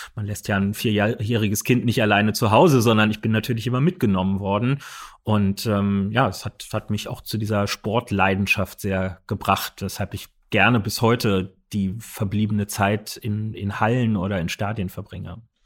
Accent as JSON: {"language": "German", "region": "Berlin", "country": "Germany", "tie": "born or raised there", "said": "Wir sind alles gebürtige Berliner. Wir sind damit groß geworden"}